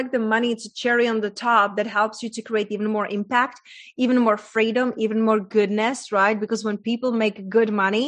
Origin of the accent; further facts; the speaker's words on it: Czechia; English is a second language; moved away; I was raised in a very small town in Czech Republic, hence that's my accent from